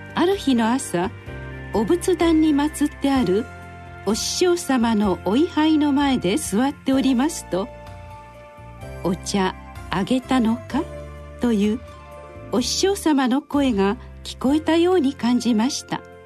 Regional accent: Miyagi, Japan; お寺で生まれ育った

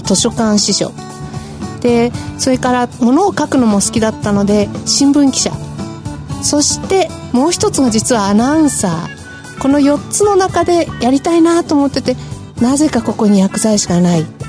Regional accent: Sendai, Miyagi, Japan; 私自身は仙台生まれの仙台育ち

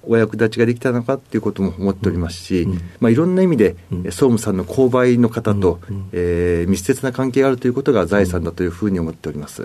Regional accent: Nagoya, Aichi, Japan; moved away as an adult; 名古屋市で、ずっと、えー、名古屋で18歳までおりました。

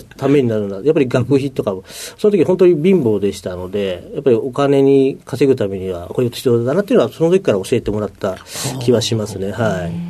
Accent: Ota, Tokyo, Japan; 東京都の大田区

